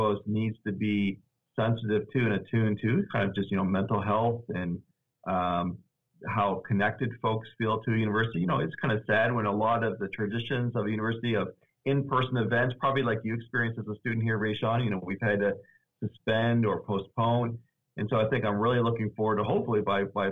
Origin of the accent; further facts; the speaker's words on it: Nova Scotia, Canada; also born or lived in Cincinnati, Ohio; now in Augusta, United States; I'm originally from Canada, actually. So this is a really nice winter compared to what I experienced growing up in Nova Scotia, Canada.